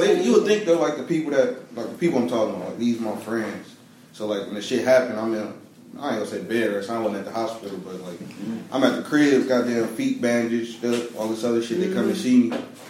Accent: the South, United States; Like, I'm from the South. Like, everybody think of the South, and you think segregation

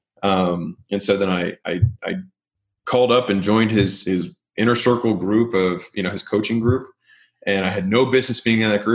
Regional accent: Baltimore, Maryland, United States; moved away as an adult; also born or lived in Nashville, Tennessee / California; that's where I'm from. I'm from Baltimore

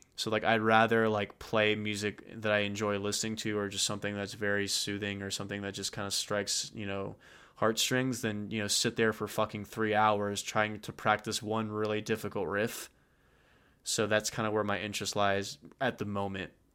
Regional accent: Texas, United States; we're from Texas.

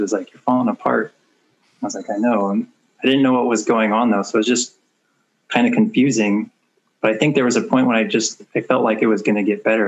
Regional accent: Portland, Oregon, United States; I'm from Portland, Oregon. Been here all my life

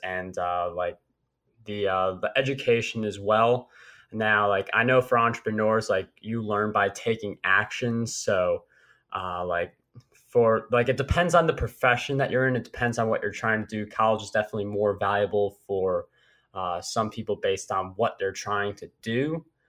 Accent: New York, United States; as a New Yorker and you're a Red Sox fan

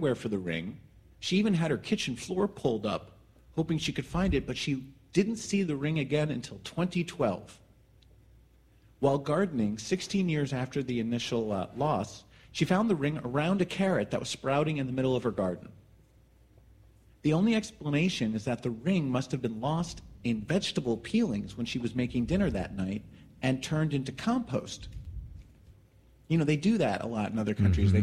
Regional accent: New Jersey, United States; moved away; my hometown yesterday in New mm-hmm. Jersey

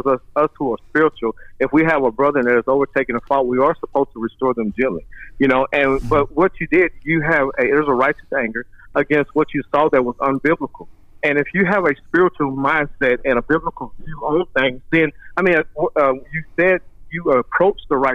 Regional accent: Manchester, Texas, United States; now in Paris, United States; I grew up in Manchester, Texas.

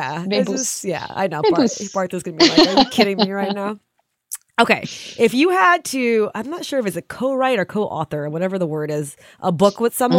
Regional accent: United States; as an American, I'm so glad I'm here to be part of it.

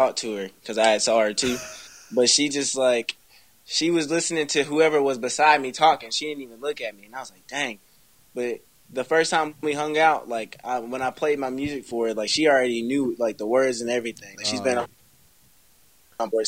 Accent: Burlington, North Carolina, United States; my hometown, Burlington.

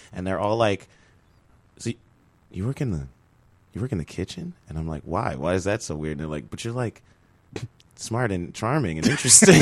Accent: Chicago, Illinois, United States; I'm from Chicago originally

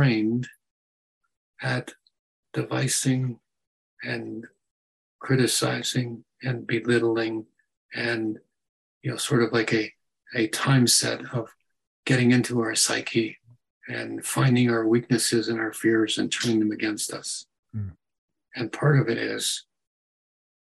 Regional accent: United States; because I'm an American

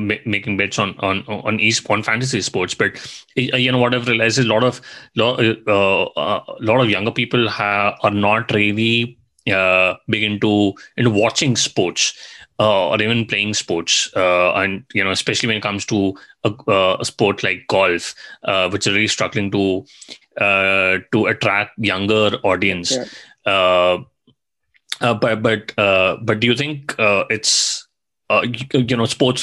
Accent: India; I come from India

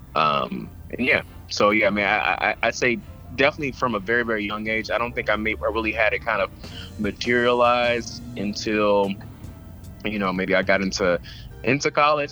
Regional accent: Atlanta, Georgia, United States; I'm from Atlanta

